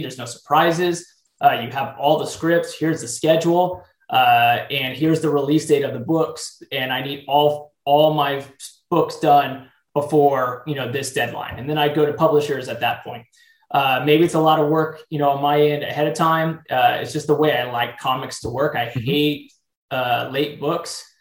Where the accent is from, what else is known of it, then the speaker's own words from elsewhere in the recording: San Diego, California, United States; I grew up in San Diego, California